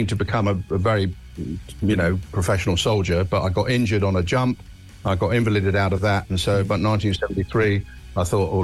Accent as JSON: {"language": "English", "region": "London", "country": "United Kingdom", "tie": "born or raised there", "moved": "yes", "said": "Born in Chelsea. Brought up in the times, in the 50s, was still rationing and all that kind of stuff. And was a Chelsea boy, born and bred"}